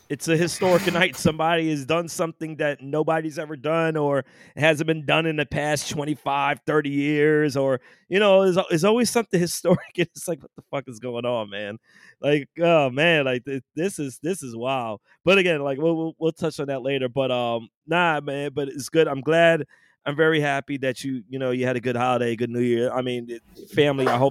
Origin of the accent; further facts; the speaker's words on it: New York, United States; now in Richmond, United States; I'm from New York.